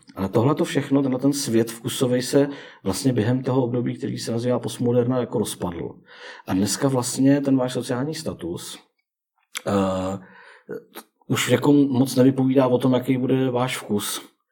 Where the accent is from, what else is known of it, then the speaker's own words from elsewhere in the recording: Czechia; jsme Češi